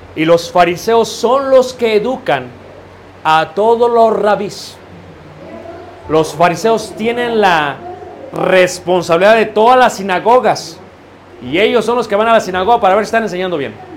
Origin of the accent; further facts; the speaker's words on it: Mexico; como latinos, como mexicanos